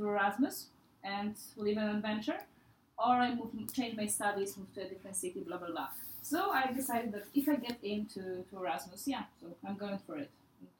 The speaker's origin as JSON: {"language": "English", "country": "Poland", "moved": "as an adult", "lives_now": "Lisbon, Portugal", "said": "I'm, how Mariana already said, I'm from Poland. I'm 22."}